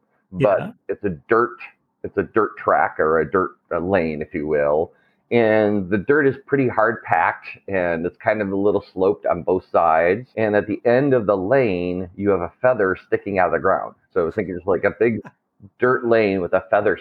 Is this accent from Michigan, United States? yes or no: yes; Detroit, Michigan, United States; as a kid growing up in Detroit